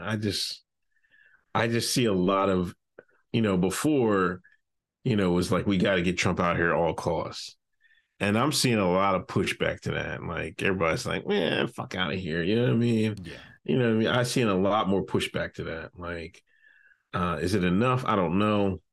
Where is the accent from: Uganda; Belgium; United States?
United States; Exeter, Pennsylvania; I'm from Exeter, Pennsylvania.